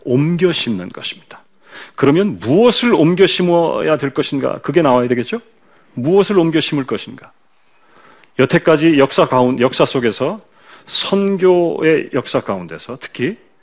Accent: South Korea; 한국 사람이니까

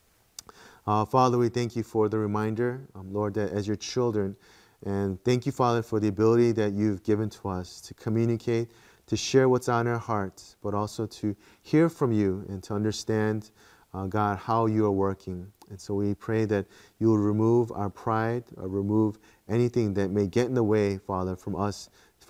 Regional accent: Midwest, United States; moved away as an adult; also born or lived in Korea; growing up in the Midwest and the States

